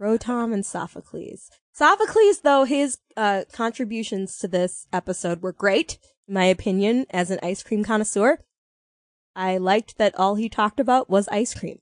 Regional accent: United States; we're American

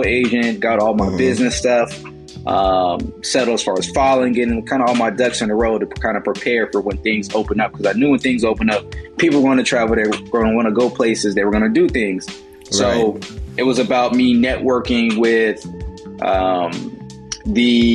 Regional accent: Richmond, California, United States; also born or lived in Oakland, California; locally from the Bay Area, California, specifically Richmond, California

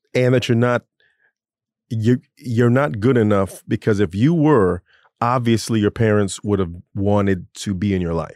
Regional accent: Orlando, Florida, United States; moved away; I grew up in Orlando

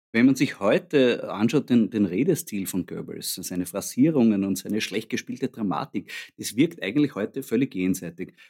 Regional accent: Austria; als Österreicher

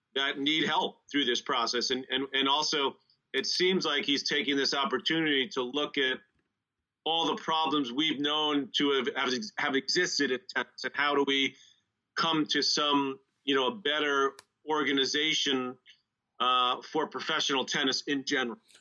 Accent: United States; here in the East, growing up in the East

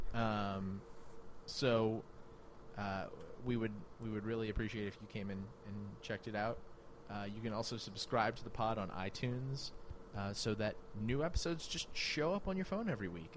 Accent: New Orleans, Louisiana, United States; I'm from New Orleans

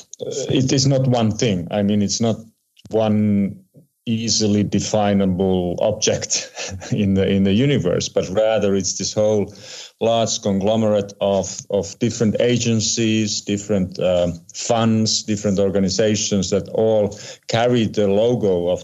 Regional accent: Geneva, Switzerland; my hometown in Geneva, Switzerland

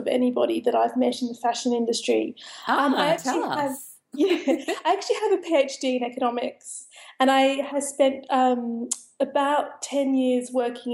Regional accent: Sydney, New South Wales, Australia; now in London, United Kingdom; I was actually a city kid. I grew up in Sydney.

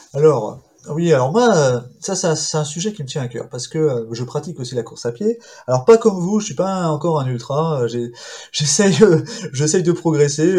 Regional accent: Val-André, Brittany, France; je suis originaire d'un petit village des Côtes d'Armor qui est Val-André, d'un petit port de Daouette

